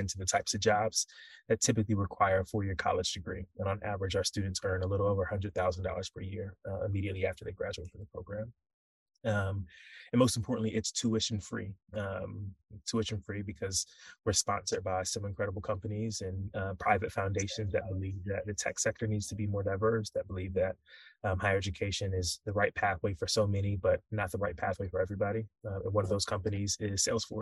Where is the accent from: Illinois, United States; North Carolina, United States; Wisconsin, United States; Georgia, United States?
North Carolina, United States; Raleigh; moved away as an adult; also born or lived in Nigeria / Louisiana; now in New York, United States; born and raised in Raleigh, North Carolina